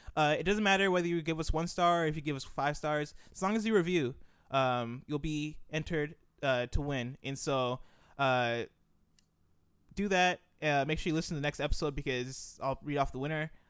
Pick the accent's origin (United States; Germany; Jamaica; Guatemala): United States; also born or lived in Nigeria; I was born and I, I've grown up in America. I lived in Nigeria for a couple years, uh, but I've lived for the most part, uh, in America